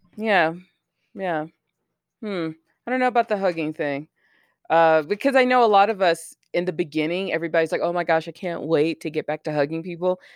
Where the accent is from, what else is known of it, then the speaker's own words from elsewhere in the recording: United States; as an American